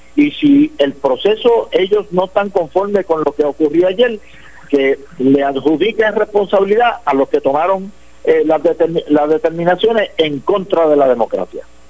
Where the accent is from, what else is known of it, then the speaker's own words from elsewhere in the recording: San Lorenzo, Puerto Rico; en San Lorenzo mi pueblo